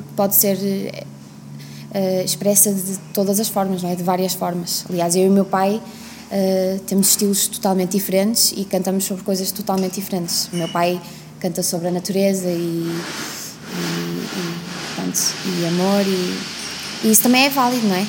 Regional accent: Vila Nova de Famalicão, Braga, Portugal; also born or lived in Scotland; em Vila Nova de Famalicão, onde eu cresci

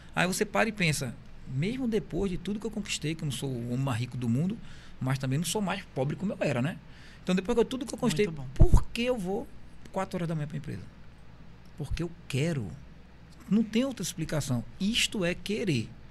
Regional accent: Bahia, Brazil; moved away as an adult; Eu sou baiano, mas há 20 anos eu moro aqui

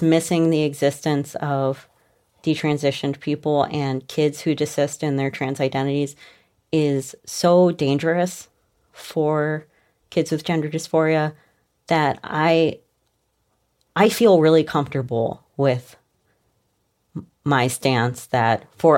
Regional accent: Cleveland, Ohio, United States; I grew up in Cleveland, like the daughter of like a community organizer.

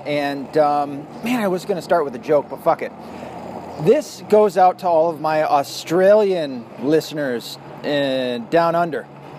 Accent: Tennessee, United States; You'll notice too that my accent, as I've talked about, that I'm from Tennessee and I have zero to no southern accents.

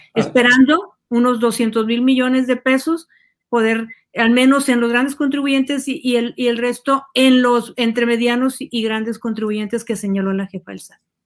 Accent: Mexico; generamos ingresos en nuestro país

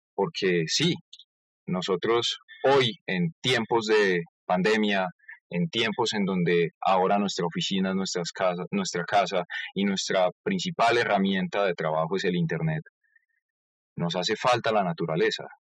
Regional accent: Colombia; cómo somos los colombianos en sí y cómo tratamos a nuestro país

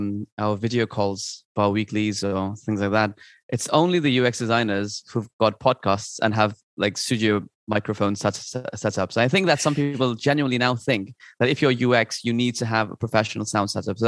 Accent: Kathmandu, Bagmati, Nepal; moved away as an adult; now in Paris, France; But I was raised both in Kathmandu and then my adult years in Paris.

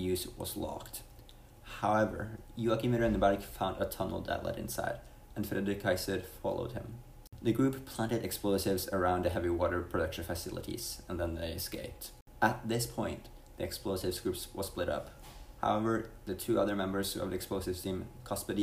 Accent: Norway; I'm from Norway

